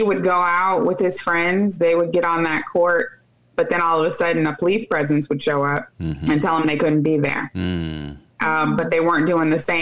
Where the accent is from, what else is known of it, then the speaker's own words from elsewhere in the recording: South Bend, Indiana, United States; I'm born and raised right here in South Bend, Indiana